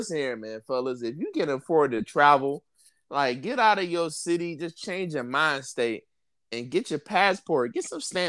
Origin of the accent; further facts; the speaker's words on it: Detroit, Michigan, United States; you both from the inner city, right? We both you from the North End. I'm from Linwood. We both from like rough parts of Detroit.